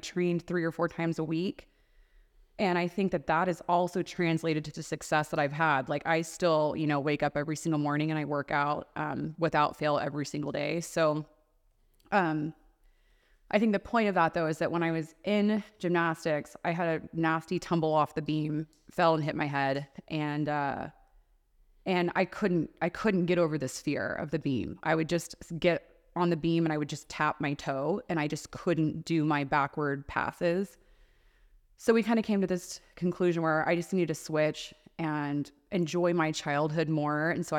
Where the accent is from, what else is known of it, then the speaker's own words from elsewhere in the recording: the South, United States; now in Las Vegas, United States; whether that's the East Coast, like we grew up in the South.